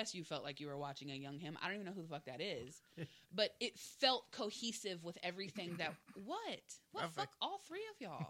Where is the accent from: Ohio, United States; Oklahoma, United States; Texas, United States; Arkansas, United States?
Texas, United States; moved away as an adult; I'm from Texas, so we run on Central Time my whole life.